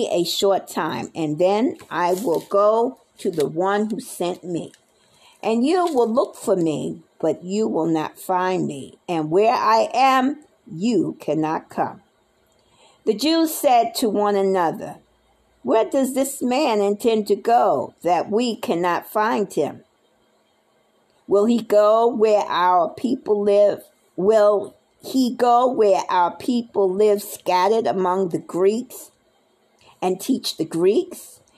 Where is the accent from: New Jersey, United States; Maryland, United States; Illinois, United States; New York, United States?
New York, United States; also born or lived in Nebraska; I lived in Nebraska for uh, eight and a half years. I didn't reside from Nebraska. I came from New York. And I've been all over the place.